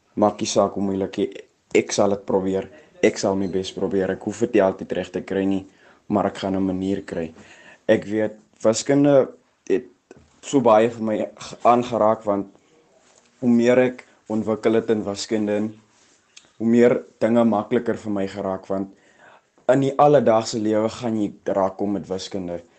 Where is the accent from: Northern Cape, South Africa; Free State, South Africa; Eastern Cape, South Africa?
Northern Cape, South Africa; Boegoberg; Ek is oorspronklik van Boegoberg. Ek het al jare daar gebly, ek het daar groot geraak.